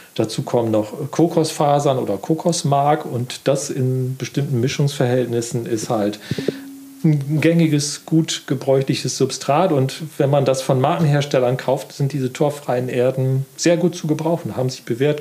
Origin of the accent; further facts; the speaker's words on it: Wiesmoor, Lower Saxony, Germany; now in Offenburg, Germany; Ich bin ja in Ostfriesland groß geworden und da ist natürlich, es äh, gibt dort viel Moor. Also mein Heimatstädtchen heißt auch Wiesmoor